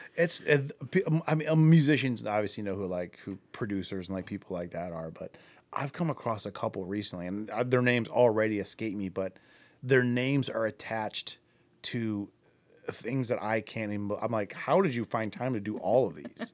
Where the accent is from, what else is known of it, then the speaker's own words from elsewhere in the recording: Akron, Ohio, United States; I'm from Akron